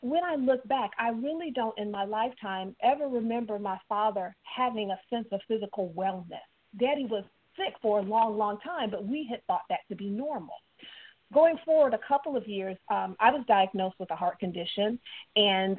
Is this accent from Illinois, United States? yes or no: yes; Chicago, Illinois, United States; moved away; also born or lived in Mississippi; I was born up in Chicago, but I have very deep southern roots